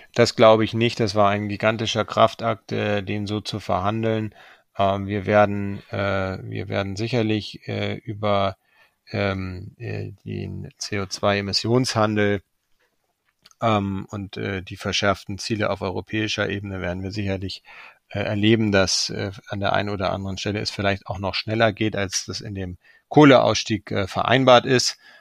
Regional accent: Germany; sind wir als Deutsche in besonderer Verantwortung

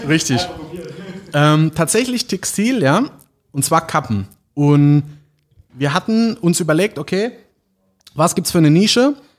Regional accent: St. Martin, Rhineland-Palatinate, Germany; ich komme aus St. Martin, ist ein kleines Dorf äh, in der Nähe von Landau oder Neustadt an der Weinstraße

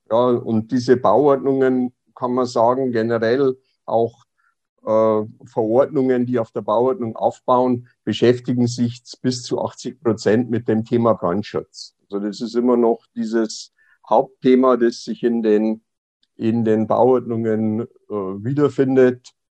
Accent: Passau, Bavaria, Germany; moved away as an adult; now in Berlin, Germany; in Passau äh, meine Heimatstadt

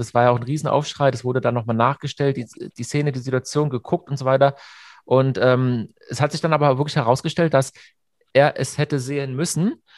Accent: near Hockenheim, Baden-Württemberg, Germany; wir sind ja beide äh, aus der Nähe von Hockenheim

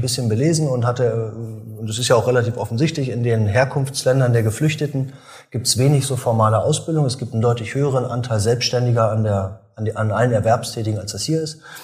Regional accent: Germany; moved away; also born or lived in Münster / Berlin; ich komme ja aus dem Osten

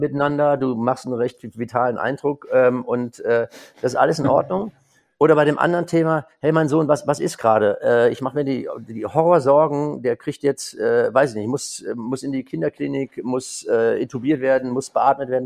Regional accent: Germany; now in Cologne, Germany; so als Winzersohn, ich bin ja quasi in der Mosel im Riesling aufgewachsen

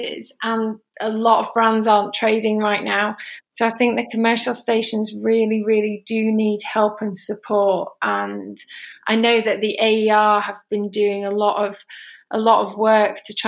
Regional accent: England, United Kingdom; now in Spain; So I'm sitting in Spain, but obviously I'm English

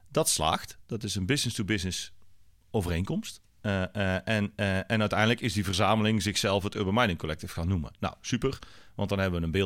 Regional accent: North Brabant, Netherlands; en ik kom uit Brabant, hè, dus daar...

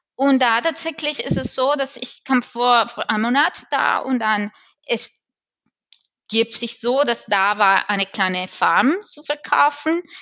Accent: Colombia; German is a second language; moved away as an adult; now in Germany; ich bin in Kolumbien geboren, natürlich, in Südamerika

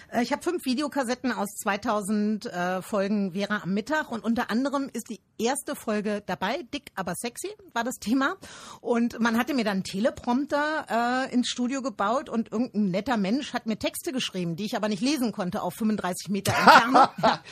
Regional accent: Rhineland, Germany; ich bin ein Rheinländer.

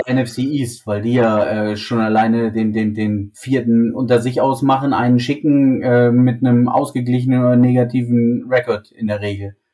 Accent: Germany; für uns als, als, als Deutsche, als, als Mitteleuropäer

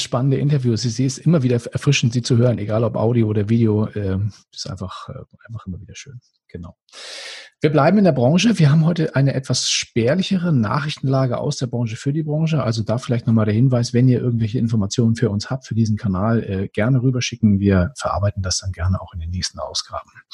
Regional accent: Germany; ich bin auch auf dem Land aufgewachsen, aber trotzdem hier oben an der Ostsee.

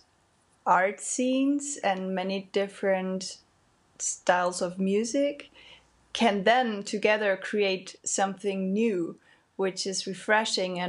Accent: Germany; I say I'm from Germany

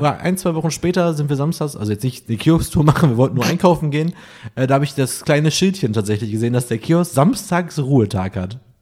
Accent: Essen, North Rhine-Westphalia, Germany; now in Cologne, Germany; Ich bin ja aus Essen

